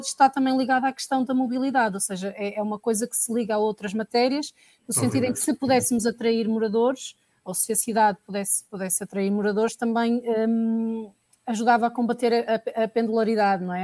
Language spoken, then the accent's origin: Portuguese; Porto, Norte, Portugal; como portuense